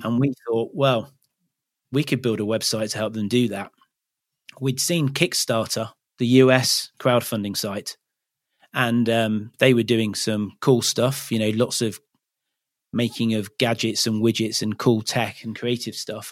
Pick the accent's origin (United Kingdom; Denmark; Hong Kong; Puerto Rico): United Kingdom; Leicester, East Midlands; now in Cornwall, United Kingdom; I grew up in Leicester, so that's not particularly near the sea